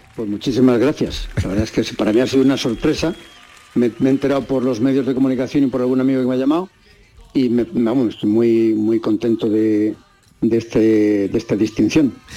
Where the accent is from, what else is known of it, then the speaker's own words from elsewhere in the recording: Barajas de Melo, Castilla-La Mancha, Spain; Yo estoy viviendo en mi pueblo, en Barajas de Melo, de la provincia de Cuenca.